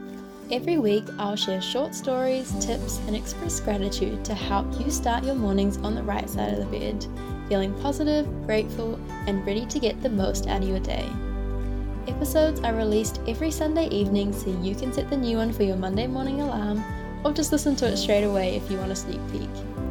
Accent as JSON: {"language": "English", "country": "New Zealand", "tie": "born or raised there", "said": "I'm a Gen Z student born and raised in New Zealand"}